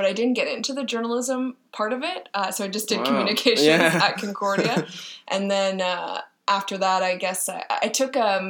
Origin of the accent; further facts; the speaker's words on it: Montreal, Quebec, Canada; also born or lived in Toronto; hired at CJD 800 in my hometown